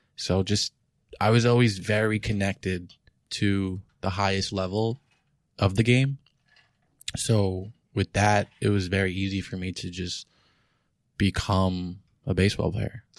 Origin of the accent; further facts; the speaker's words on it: New York, United States; I'm from New York